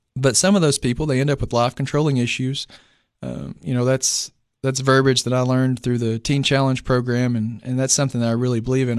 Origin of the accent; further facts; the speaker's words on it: Clay County, Tennessee, United States; I'm actually from Clay County